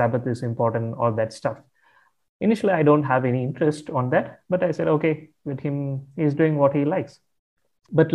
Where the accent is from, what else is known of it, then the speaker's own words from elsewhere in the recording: Tamil Nadu, India; I come from India, from the southern part of India, a state called Tamil Nadu. So I grew up in a Hindu family.